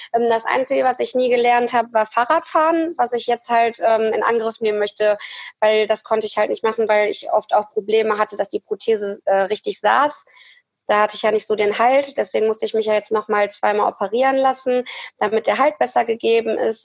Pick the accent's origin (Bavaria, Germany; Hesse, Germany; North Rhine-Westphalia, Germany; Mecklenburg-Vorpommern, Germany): North Rhine-Westphalia, Germany; Hattingen; ich komme aus Hattingen